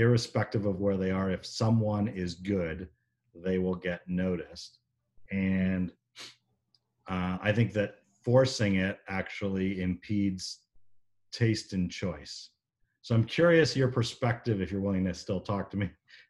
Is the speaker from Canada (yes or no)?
yes; Canada; now in United States; as a Canadian, even though I live in here in the States